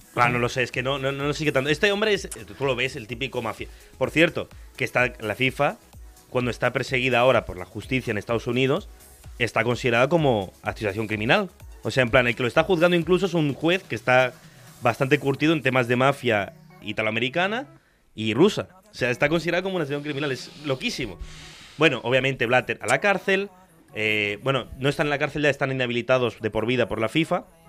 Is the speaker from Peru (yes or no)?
no; Argentina; now in Spain; Yo soy argentino, pero todos los mundiales los he vivido aquí.